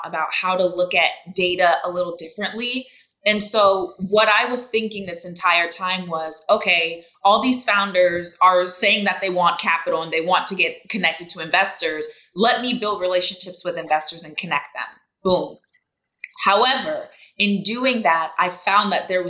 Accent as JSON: {"language": "English", "town": "Orlando", "region": "Florida", "country": "United States", "tie": "born or raised there", "also_born_or_lived": "Brazil / Tallahassee, Florida", "said": "I grew up in Orlando, Florida, to Jamaican parents"}